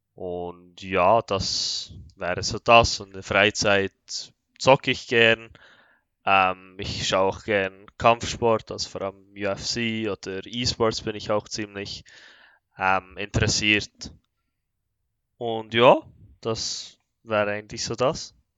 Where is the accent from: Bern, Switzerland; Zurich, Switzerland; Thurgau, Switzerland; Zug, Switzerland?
Bern, Switzerland; ich komme, wie schon gesagt, aus der Schweiz, aus Bern